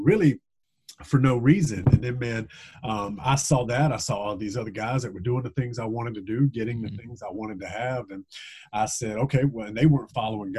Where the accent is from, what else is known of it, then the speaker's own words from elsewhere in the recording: Gilbert, South Carolina, United States; moved away as an adult; also born or lived in Charleston, South Carolina; now in North Carolina, United States; I grew up in a small town in South Carolina called Gilbert, South Carolina